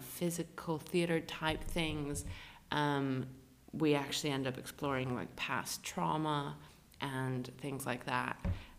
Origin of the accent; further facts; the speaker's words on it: United Kingdom; Because we're British actually people just assholes.